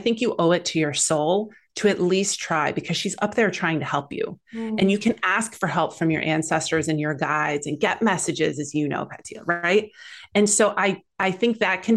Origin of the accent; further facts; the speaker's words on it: Midwest, United States; moved away as an adult; now in California, United States; I grew up in the Midwest